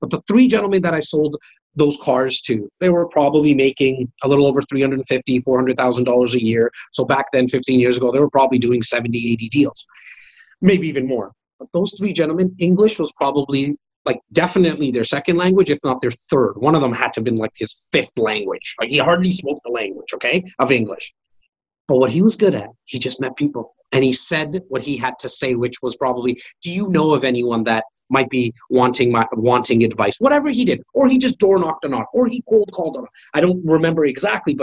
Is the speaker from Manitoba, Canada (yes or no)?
no; Toronto, Ontario, Canada; I'm a kid from Rexdale, an area that most people don't